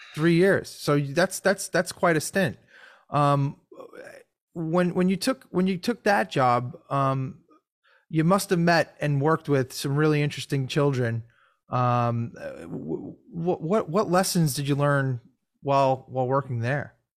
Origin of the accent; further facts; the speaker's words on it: New York, United States; Growing up in New York